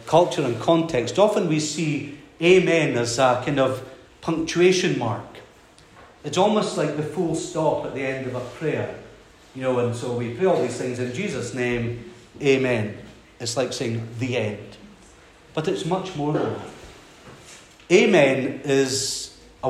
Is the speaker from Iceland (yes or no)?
no; Skye, Scotland, United Kingdom; moved away as an adult; also born or lived in Glasgow; I was brought up in Skye, and I came down to Glasgow to study